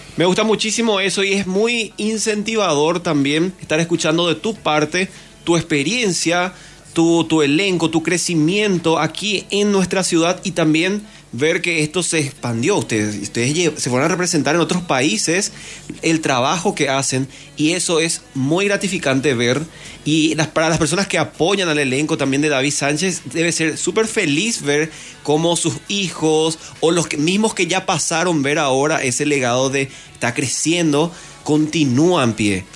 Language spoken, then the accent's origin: Spanish; Pedro Juan Caballero, Amambay, Paraguay; moved away; yo salí de acá de Pedro Juan